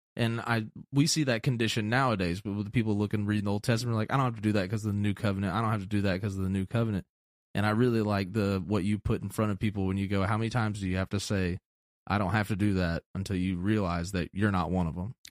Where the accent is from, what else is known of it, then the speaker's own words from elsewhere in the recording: Atlanta, Georgia, United States; moved away; also born or lived in a small town; growing up in Atlanta in the city